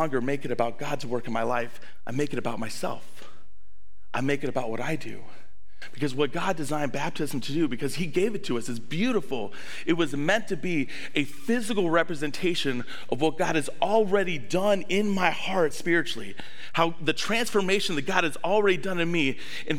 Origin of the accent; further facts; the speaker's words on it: the South, United States; now in La Crosse, United States; I grew up in the South